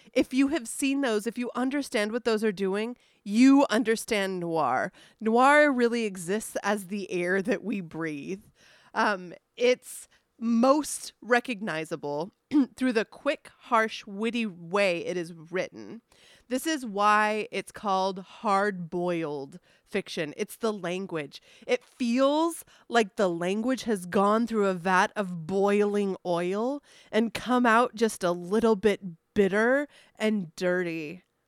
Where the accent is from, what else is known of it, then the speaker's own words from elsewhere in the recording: San Diego, California, United States; I grew up in San Diego